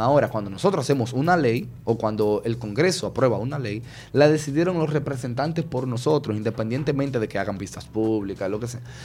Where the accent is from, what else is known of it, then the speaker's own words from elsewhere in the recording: Dominican Republic; somos los dominicanos y dominicanas